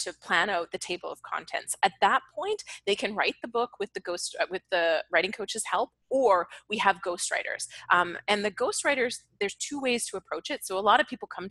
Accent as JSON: {"language": "English", "country": "Canada", "moved": "as an adult", "lives_now": "Los Angeles, United States", "said": "I'm still Canadian. I love it here, but I'm still Canadian"}